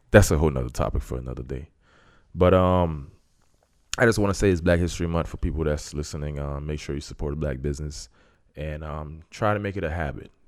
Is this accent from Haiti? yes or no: yes; Haiti; I'm from Haiti.